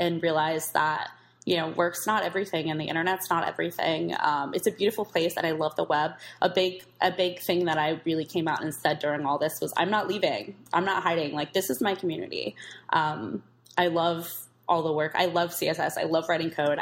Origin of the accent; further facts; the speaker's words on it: East Bay, California, United States; I grew up in the East Bay